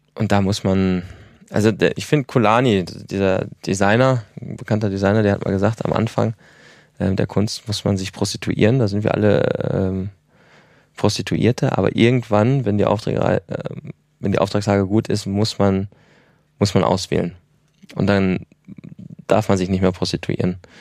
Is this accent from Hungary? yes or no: no; Ruhr area, North Rhine-Westphalia, Germany; moved away; also born or lived in Ilmenau; ich komme aus dem Ruhrgebiet